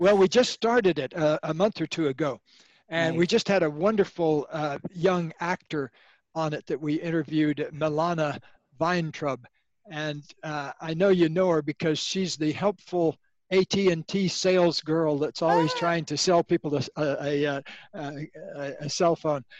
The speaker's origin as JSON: {"language": "English", "town": "Sebring", "region": "Florida", "country": "United States", "tie": "born or raised there", "said": "I grew up in Florida near the Sebring Over. racetrack"}